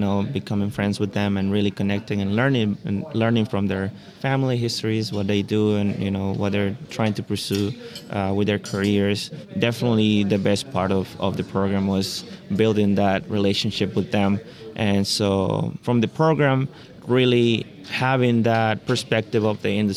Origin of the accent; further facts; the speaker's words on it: Honduras; moved away as an adult; also born or lived in Costa Rica / Texas / California; now in Davis, United States; I am from Honduras originally. I was born and raised there